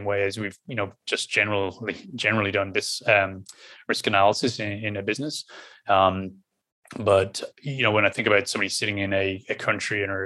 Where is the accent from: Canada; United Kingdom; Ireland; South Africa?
Ireland; accent: Irish; my normal Irish accent